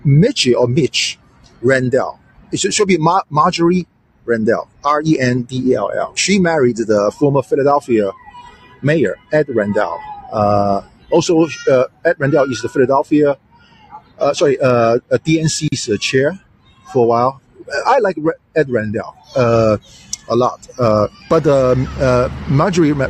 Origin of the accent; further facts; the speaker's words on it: China; now in United States; I was born raised in China